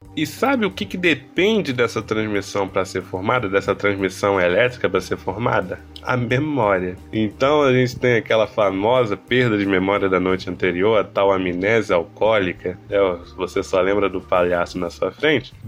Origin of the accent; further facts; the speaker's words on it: Rio de Janeiro, Brazil; Eu sou carioca